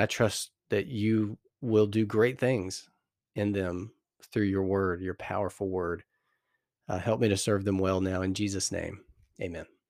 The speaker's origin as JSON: {"language": "English", "country": "United States", "accent": "American", "said": "my American accent"}